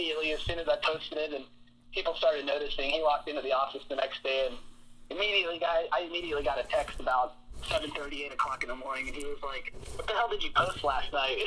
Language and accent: English; Sherrills Ford, North Carolina, United States; I grew up in Sherrillsford, North Carolina, which is about, I'd say, an hour northwest of Charlotte